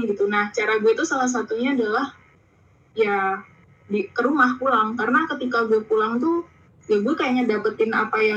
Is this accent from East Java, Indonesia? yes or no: no; Yogyakarta, Special Region of Yogyakarta, Indonesia; now in Jakarta, Indonesia; Jogja gue tuh asli Jogja gue rumah gue di Jogja